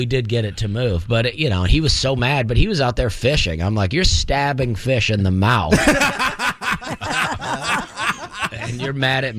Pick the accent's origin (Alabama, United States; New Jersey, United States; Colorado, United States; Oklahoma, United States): Alabama, United States; Opelika; I grew up in Alabama, a town called Opelika, Alabama. I grew up in a trailer park.